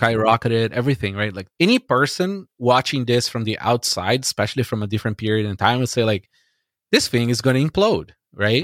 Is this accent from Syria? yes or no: no; Brazil; now in Canada; I grew up in Brazil